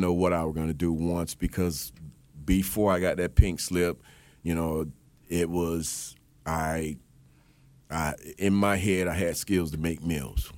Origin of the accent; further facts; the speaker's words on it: Miami, Florida, United States; I'm originally from Miami, Florida